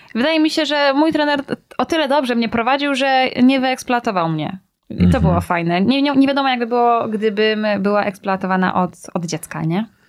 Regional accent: Braniewo, Warmian-Masurian Voivodeship, Poland; ja jestem z Braniewa

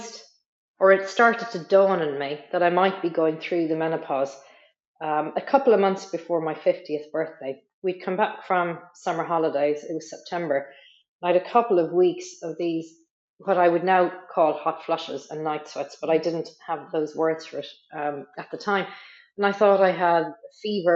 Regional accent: west coast of Ireland, County Limerick, Munster, Ireland; moved away as an adult; now in Nottingham, United Kingdom; as you can maybe tell from my accent, I'm originally from Ireland, from the west coast of Ireland, in a place called Derry, County Limerick

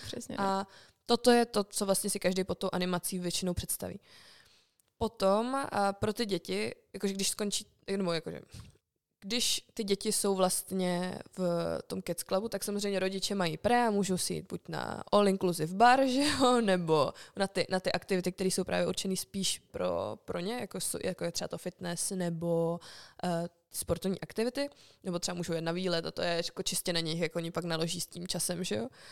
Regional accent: Czechia

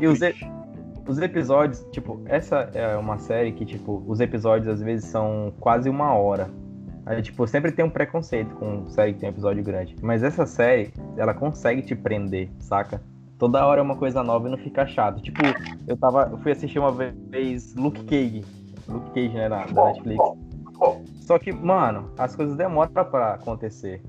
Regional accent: Tucuruí, Pará, Brazil; eu sou de Tucuruí, Pará

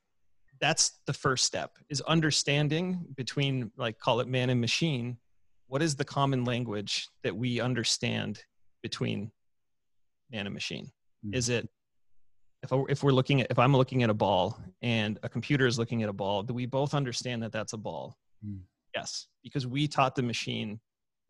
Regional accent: Michigan, United States; my home state in Michigan

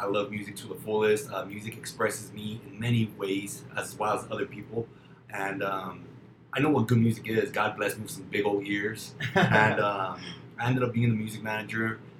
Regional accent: El Paso, Texas, United States; Born and raised in El Paso, Texas, May 5th, 1988. Born and raised in El Paso, Lower Valley.

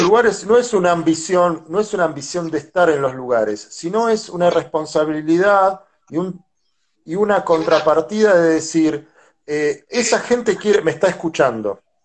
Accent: La Plata, Buenos Aires Province, Argentina; yo soy de La Plata, una ciudad que tiene mucha arte

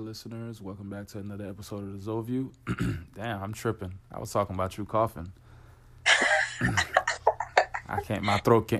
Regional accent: Florida, United States; Well, I'm not going to want to be the one to talk too much because I'm from Florida. We're here in Florida.

